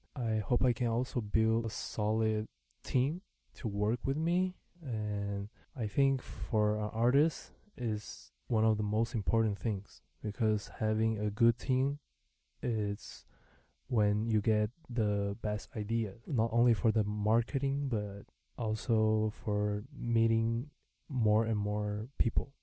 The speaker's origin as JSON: {"language": "English", "region": "Santa Catarina", "country": "Brazil", "tie": "born or raised there", "first_language": "Mandarin Chinese", "second_language": "English", "moved": "as an adult", "lives_now": "Taiwan", "said": "I was born in Santa Catarina"}